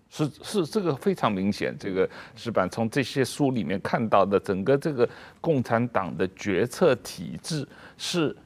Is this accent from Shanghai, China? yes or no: yes; Shanghai, China; 我们小时候在这个上海家里